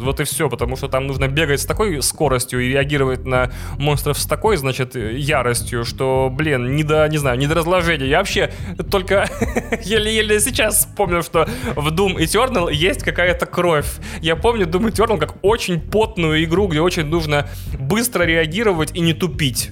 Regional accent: Russia; also born or lived in Vilnius, Lithuania; мы, игроки из России

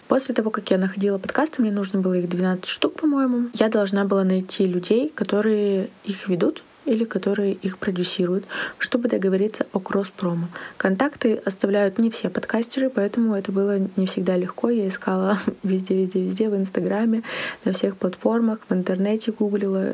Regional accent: Yekaterinburg, Sverdlovsk Oblast, Russia; Студия подкастов «Венчур Медиа» в Екатеринбурге. откуда я родом

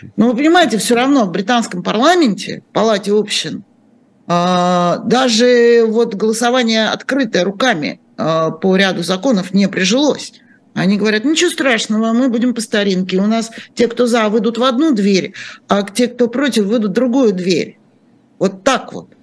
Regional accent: Moscow, Russia; moved away; Я же сама москвичка и много-много-много эм, э, лет прожила в этом городе

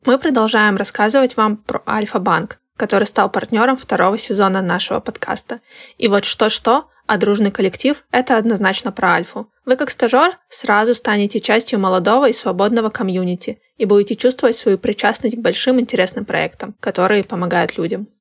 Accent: Krasnoyarsk, Krasnoyarsk Krai, Russia; moved away as an adult; now in Saint Petersburg, Russia; Я не скучаю по своему вот этому Красноярску

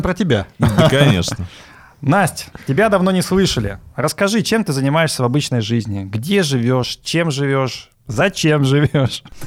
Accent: Omsk, Omsk Oblast, Russia; я родился в Омске, в Сибири

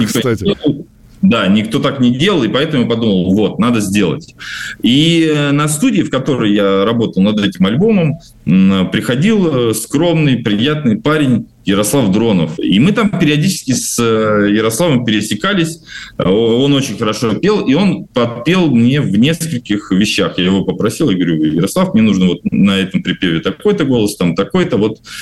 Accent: Novomoskovsk, Tula Oblast, Russia; moved away; я недавно тоже вернулся в свой город и дал выступление для Новомосковской исправительной колонии

